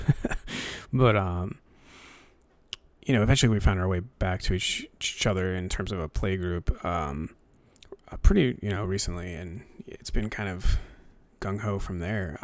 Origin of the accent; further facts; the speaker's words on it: New Hampshire, United States; I grew up in New Hampshire, so, um, there's not a lot to do up here